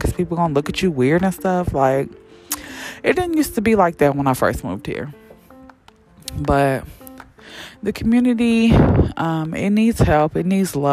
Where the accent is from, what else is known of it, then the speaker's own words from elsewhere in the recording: Champaign, Illinois, United States; also born or lived in Chicago, Illinois; I've been in Champaign since I was like 10. I just say I'm from Champaign